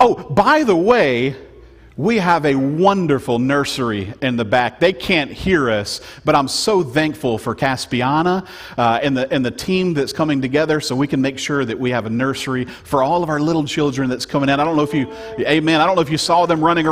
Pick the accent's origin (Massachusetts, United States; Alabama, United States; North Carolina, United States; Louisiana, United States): Louisiana, United States; I was born and bred in Louisiana